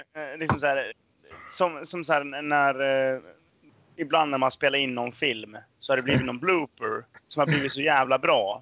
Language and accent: Swedish; Dalarna County, Sweden; jag är ju från eh, Dalarna, liksom så här, man är uppvuxen på hembränt